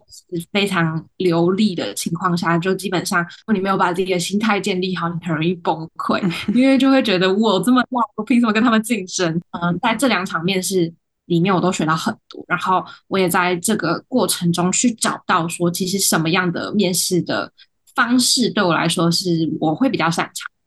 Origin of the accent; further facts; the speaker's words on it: Taiwan; 我本身也没有国外生活的经验，我从小到大都是台湾土生土长的